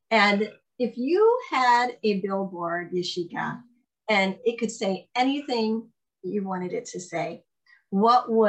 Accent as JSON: {"language": "English", "region": "Ohio", "country": "United States", "moved": "yes", "lives_now": "Minnesota, United States", "said": "that's where I live now. Yeah, originally from Ohio."}